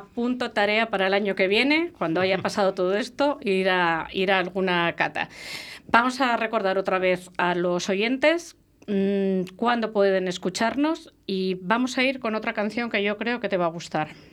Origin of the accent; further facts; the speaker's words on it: La Rioja, Spain; yo soy riojana de nacimiento, siempre lo digo, soy riojana de nacimiento